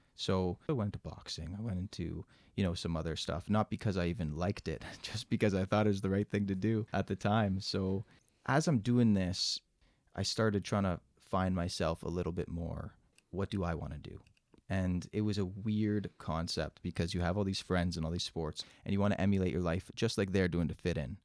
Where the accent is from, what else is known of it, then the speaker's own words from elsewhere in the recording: Mississauga, Ontario, Canada; born and raised in Mississauga